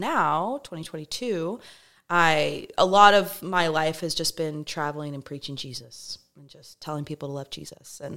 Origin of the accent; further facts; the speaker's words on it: Texas, United States; also born or lived in California; I was born in California. We moved to Texas when I was really little.